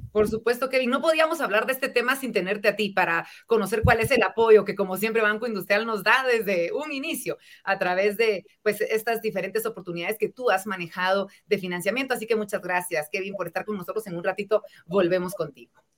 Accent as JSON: {"language": "Spanish", "country": "Guatemala", "said": "como guatemaltecos"}